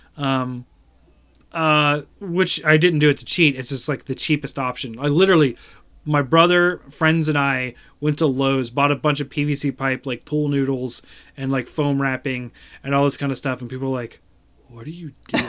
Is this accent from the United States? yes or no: yes; Ohio, United States; my tribe was here in Ohio